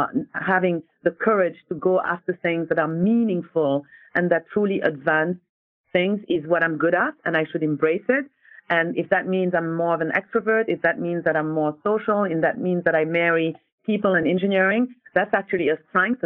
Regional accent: Senegal; also born or lived in France; So I am from Senegal, West Africa, and I bounced back and forth between Senegal and France. So I was educated in the French educational system.

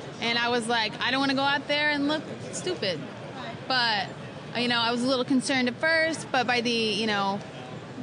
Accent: Missouri, United States; I grew up in Missouri

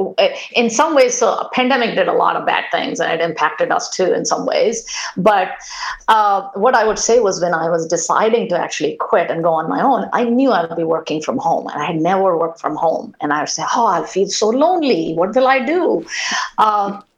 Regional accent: India; moved away as an adult; now in United States; I grew up in India, went to a school that was the ratio of men to women was 100-1.

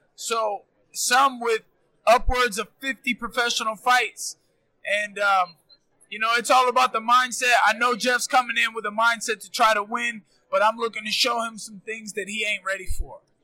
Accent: Florida, United States; we're both Florida boys

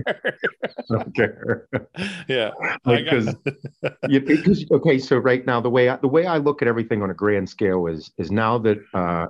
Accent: United States; I'm an American

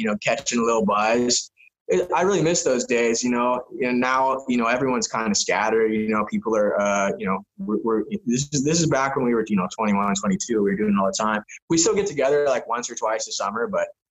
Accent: San Diego, California, United States; moved away as an adult; also born or lived in Spain; I grew up blading around San Diego.

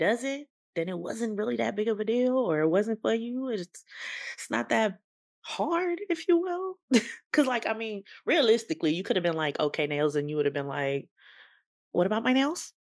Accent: California, United States; I am from California, born and bred.

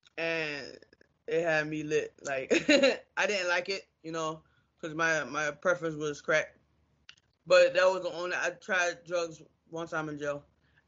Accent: Norfolk, Virginia, United States; also born or lived in Maryland; now in South Carolina, United States; I'm from Norfolk, Virginia.

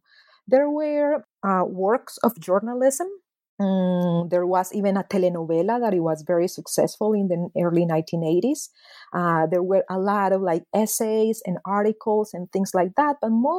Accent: Medellin, Antioquia, Colombia; So because I was born and raised in Medellin, because my mother and my mother's family are paisas from Medellin, I always felt that I wanted to explore more my other side of the family, you know, the Guajira side.

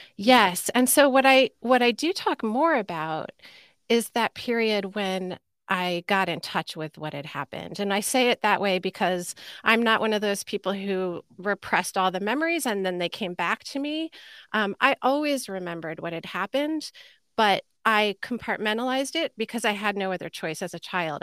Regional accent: Sleepy Hollow, New York, United States; I grew up in Sleepy Hollow, New York, at the time, it was called North Tarrytown, a suburb of New York City

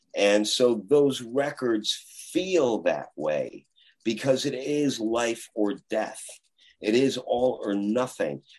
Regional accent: Chicago, Illinois, United States; I'm from Chicago

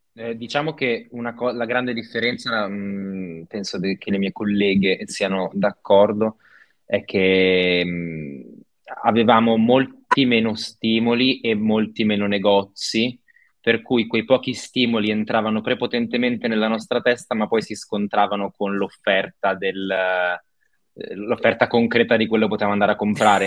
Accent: Novara, Piedmont, Italy; Io sono di Novara

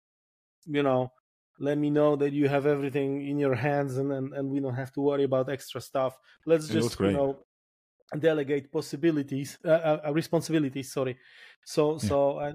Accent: Poland

